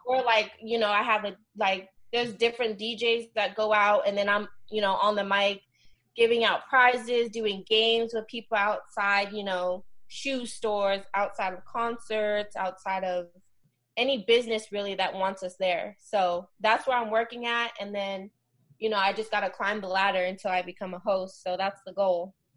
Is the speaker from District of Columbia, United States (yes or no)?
no; the Bay Area, Northern California, United States; moved away as an adult; now in Los Angeles, United States; I'm originally from the Bay, which is in Northern California. I moved to LA about five years ago